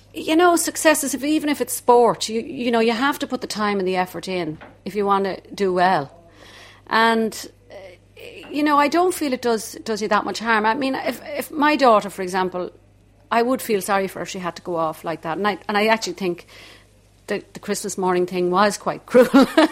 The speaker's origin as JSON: {"language": "English", "town": "Dublin", "region": "Leinster", "country": "Ireland", "tie": "born or raised there", "accent": "Dublin", "said": "my accent was a bit too strong, my Dublin accent"}